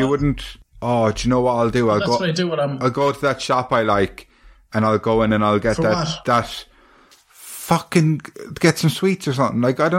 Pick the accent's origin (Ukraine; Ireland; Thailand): Ireland; Munster; accent: High King of Munsters English; also born or lived in England; Just because I'm Irish.